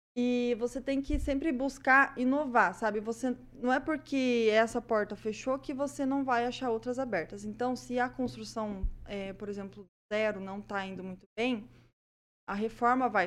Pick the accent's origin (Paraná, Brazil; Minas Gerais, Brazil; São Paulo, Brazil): Paraná, Brazil; Prudentópolis; accent: prudentopolitano; Esse sotaque aí não é maringaense, não. Esse sotaque aqui é prudentopolitano, tá?